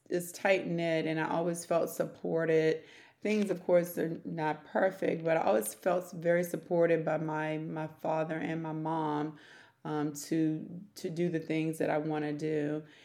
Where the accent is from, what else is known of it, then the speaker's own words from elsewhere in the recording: Prince George's County, Maryland, United States; also born or lived in Washington, D.C.; I was born in Washington, D.C., and then I was raised in Prince George's County